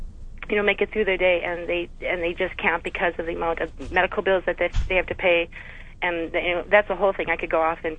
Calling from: North Dakota, United States; I'm calling from North Dakota, which has a very strong socialistic background, very big history in socialism.

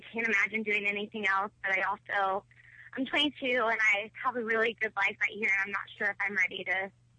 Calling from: Indianapolis, Indiana, United States; I'm calling from Indianapolis.

